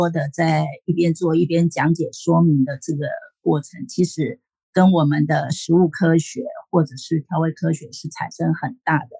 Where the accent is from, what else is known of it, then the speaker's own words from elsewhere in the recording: Taiwan; 我的我是台湾人，啊，就是这样啊。我常吃牛肉面啊